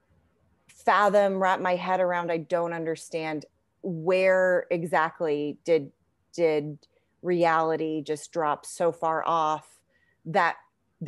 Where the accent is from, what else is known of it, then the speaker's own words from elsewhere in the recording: United States; I'm an American citizen. I was born in the United States. My parents are immigrants.